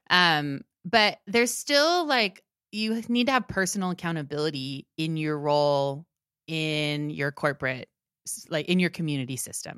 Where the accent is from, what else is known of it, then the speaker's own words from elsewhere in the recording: Maryland, United States; one of the churches where, that we went to when I grew up in Maryland